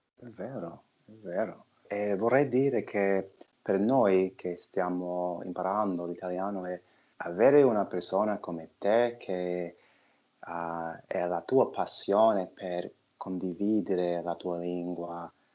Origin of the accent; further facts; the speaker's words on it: New York, United States; Italian is a second language; sono di New York, faccio l'attore